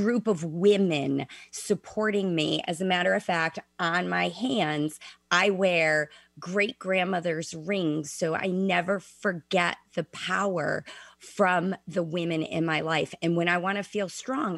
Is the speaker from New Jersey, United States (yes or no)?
no; Chicago, Illinois, United States; I was born and raised in Chicago